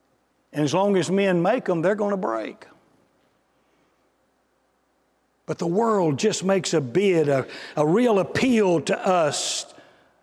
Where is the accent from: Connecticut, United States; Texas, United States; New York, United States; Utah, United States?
Texas, United States; I'm from Texas